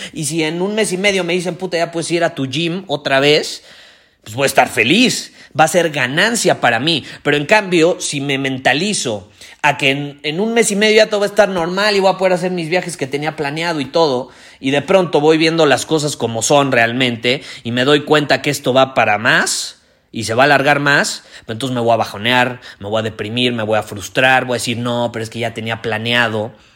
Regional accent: Mexico

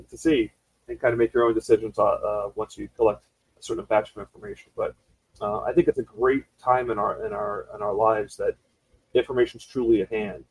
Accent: South Florida, United States; I'm a uh, native Floridian, born and raised in the South Florida market.

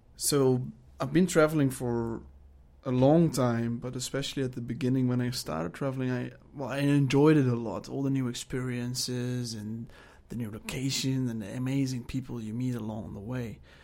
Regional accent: Netherlands; moved away; I am from the Netherlands, and I am twenty-seven years old.

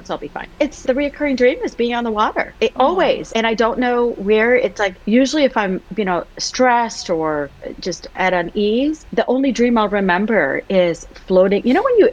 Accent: United States; I was born and raised in the US.

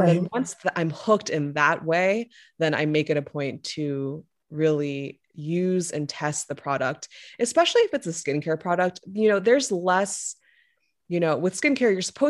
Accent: Louisiana, United States; moved away; I'm a Korean American and I grew up in Louisiana. So I spent most of my formative years down south

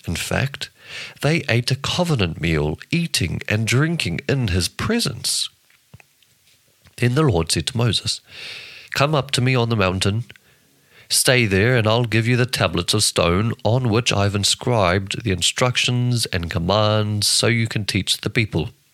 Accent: New Zealand; I'm from New Zealand.

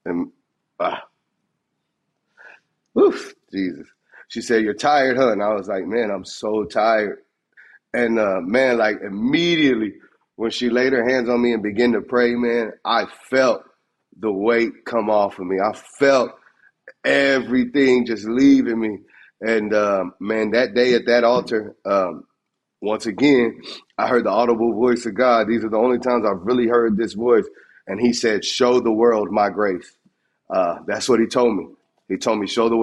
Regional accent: Texas, United States; I'm from Texas.

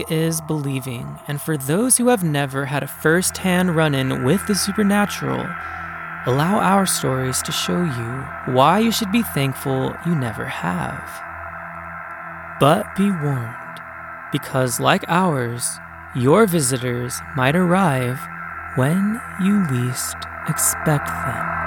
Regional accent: California, United States; So I grew up in Northern California. I am the youngest of three siblings, but we were all adopted, so none of us are blood relatives.

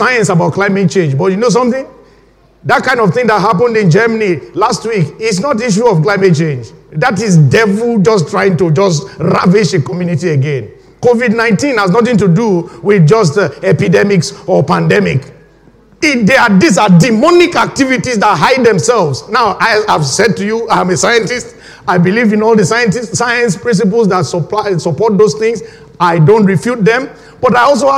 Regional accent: Nigeria; moved away as an adult; now in United Kingdom; I was born when my home country, Nigeria, was right in the middle of a civil war

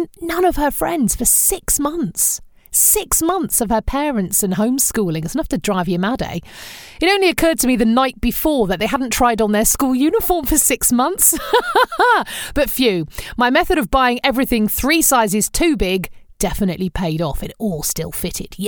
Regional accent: England, United Kingdom; what I grew up with in England

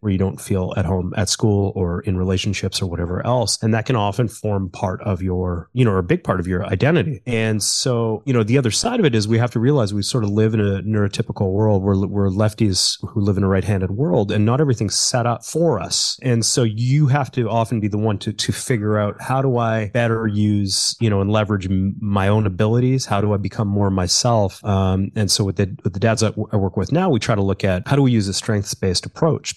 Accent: Calgary, Alberta, Canada; I was born in Calgary, which is part of Alberta

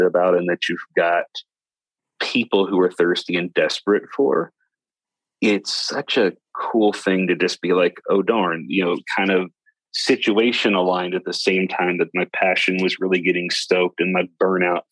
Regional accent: West Kentucky, United States; accent: Southern drawl; moved away; I'm from West Kentucky originally

